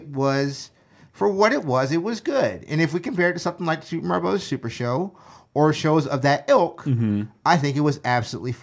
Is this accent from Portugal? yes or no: no; Netherlands; moved away; I grew up in the Netherlands, in Holland